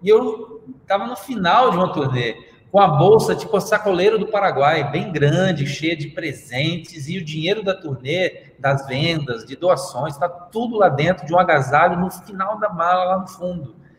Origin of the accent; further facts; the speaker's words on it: Brazil; eu sou brasileiro